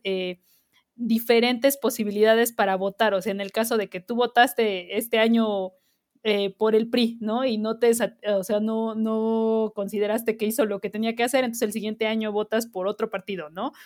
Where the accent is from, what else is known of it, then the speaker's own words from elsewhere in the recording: Mexico; somos como mexicanos